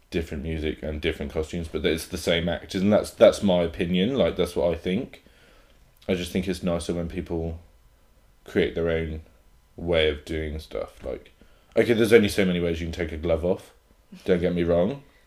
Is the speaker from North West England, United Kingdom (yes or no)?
no; Hereford, West Midlands, United Kingdom; I grew up in Hereford, so hmm, it's a very small town